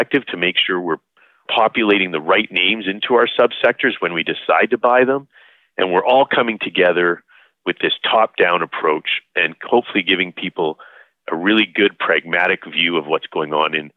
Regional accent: Calgary, Alberta, Canada; I was born and raised here in Calgary

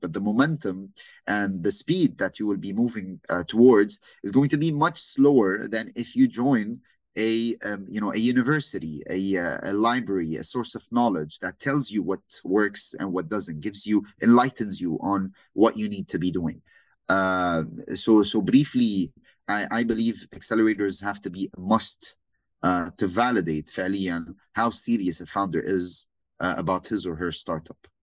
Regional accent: Saudi Arabia; moved away; also born or lived in Lebanon / Beirut, Lebanon; born and raised in Saudi my entire life, originally from Lebanon.

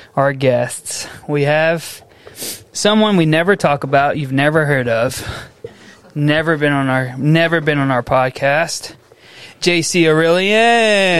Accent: Missouri City, Texas, United States; my hometown, Mo City, down Highway 90

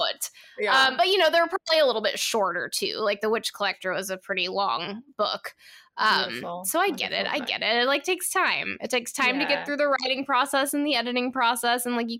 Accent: Redding, California, United States; I'm from Redden. I'm from Redden, California.

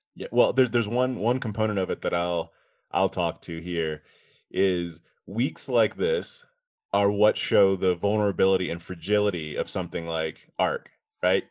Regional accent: East Coast, United States; I grew up on the East Coast

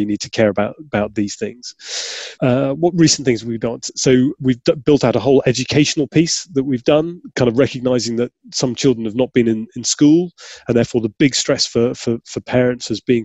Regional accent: Yorkshire and the Humber, United Kingdom; I grew up in Yorkshire

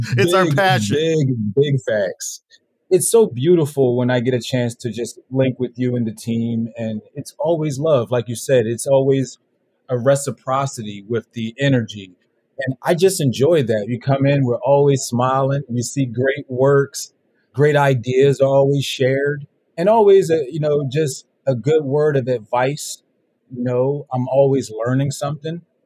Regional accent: Philadelphia, Pennsylvania, United States; moved away as an adult; also born or lived in Los Angeles; I was born in Philly, West Philadelphia, born and raised.

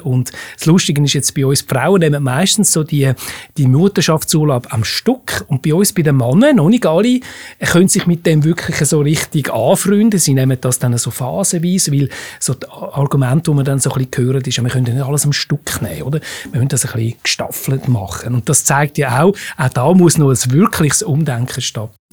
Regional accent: Switzerland; bei uns in der Schweiz

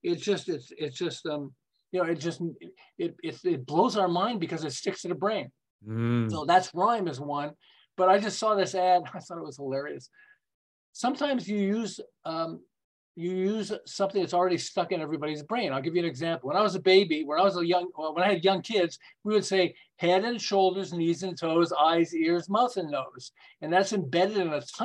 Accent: Montreal, Quebec, Canada; moved away as an adult; now in Southern California, United States; I'm from Montreal, and then about 35 years ago, we moved to California

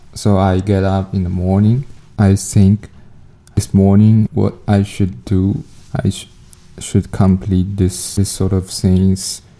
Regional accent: China; moved away as an adult; now in Canada; I'm from China

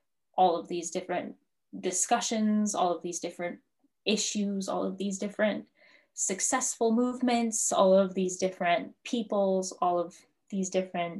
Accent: South Dakota, United States; accent: South Dakotan; also born or lived in Cheyenne River; I actually have a friend who reams me constantly at Stanford for my South Dakotan accent

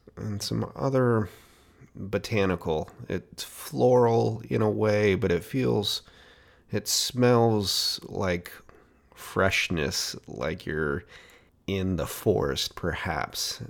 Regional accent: Portland, Oregon, United States; my hometown of Portland, Oregon

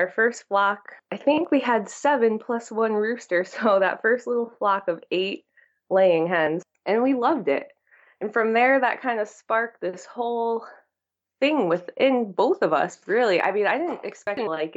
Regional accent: Torrington, Connecticut, United States; moved away as an adult; also born or lived in Derby, Connecticut; now in Vermont, United States; I grew up in Derby, which is near New Haven. And when I was about 11, I moved to Torrington. So I consider it that I grew up there because I went to high school there

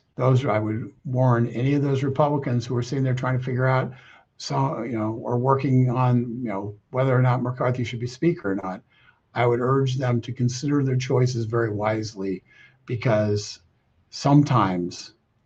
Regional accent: California, United States; I grew up in California

